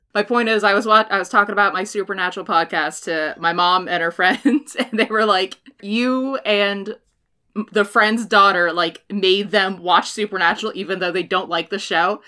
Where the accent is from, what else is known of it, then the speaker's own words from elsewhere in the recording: Washington, United States; growing up in Washington, at least in my in my education in Washington, was you learn about salmon